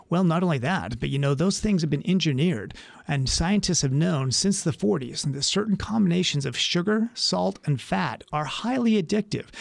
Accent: Utah, United States; moved away as an adult; now in San Diego, United States; growing up in Utah

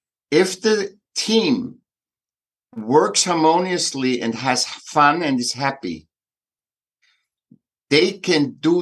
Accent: Vienna, Austria; Yeah, I'm from Vienna, from Austria.

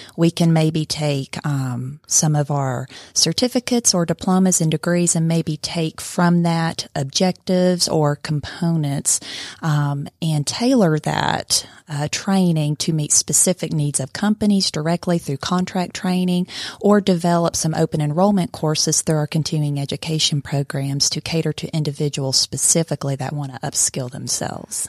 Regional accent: Blue Ridge, Georgia, United States; now in Cartersville, United States; originally from Blue Ridge, Georgia.

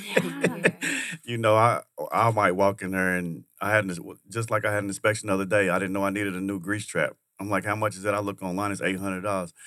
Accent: Kentucky, United States; moved away; I'm from Kentucky.

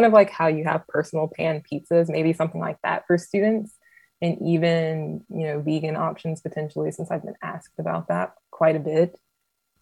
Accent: Atlanta, Georgia, United States; I'm from Metro Atlanta

